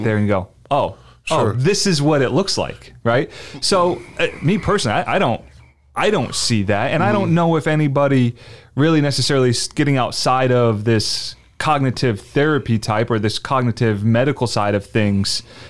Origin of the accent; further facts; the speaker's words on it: New Jersey, United States; now in Florida, United States; I grew up in South Jersey.